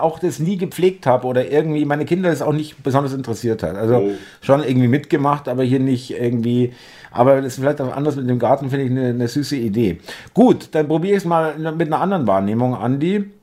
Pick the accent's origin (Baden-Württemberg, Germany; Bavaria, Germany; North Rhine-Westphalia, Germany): Bavaria, Germany; now in Berlin, Germany; ich äh, stamme ja auch aus Bayern, ich kenne es auch aus meiner Kindheit